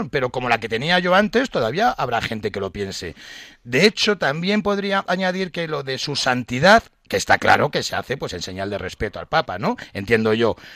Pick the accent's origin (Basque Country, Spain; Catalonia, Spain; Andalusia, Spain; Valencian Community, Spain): Basque Country, Spain; Es que será que yo soy vasco obispo